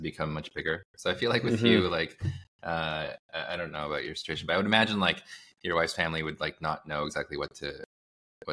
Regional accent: United States; moved away as an adult; now in Ho Chi Minh City, Vietnam; despite being Korean, I was born and raised in America, and I feel very American

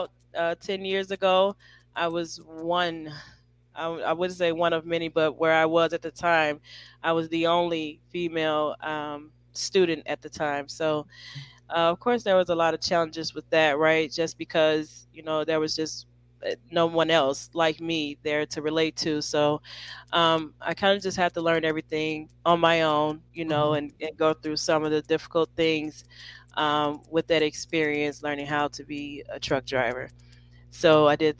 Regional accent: Chicago, Illinois, United States; I'm from Chicago.

